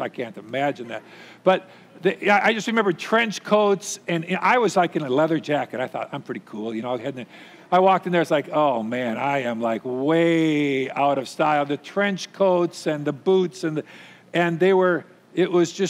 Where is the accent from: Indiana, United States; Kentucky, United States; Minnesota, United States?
Minnesota, United States; Minnetonka; I'm from Minnetonka, grew up here in the suburbs